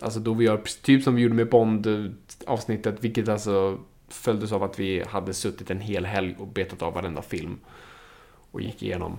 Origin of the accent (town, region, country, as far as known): Sweden